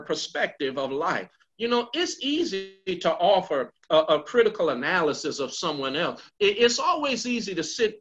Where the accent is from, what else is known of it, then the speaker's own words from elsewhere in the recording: Baltimore, Maryland, United States; I grew up in West Baltimore and proud of it